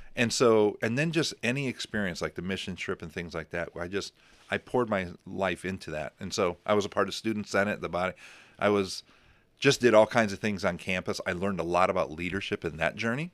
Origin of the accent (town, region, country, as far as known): Crown Point, United States; born or raised there; moved away